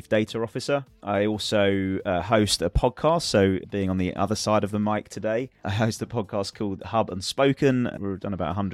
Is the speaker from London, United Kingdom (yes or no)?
yes; London, United Kingdom; I'm from London in the UK